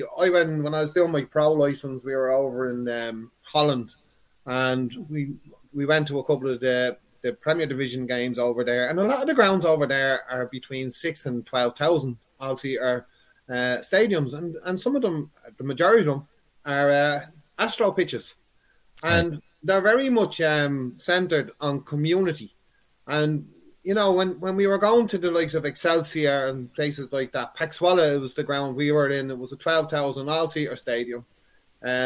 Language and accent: English; Dublin, Leinster, Ireland; I'm originally from Cabra.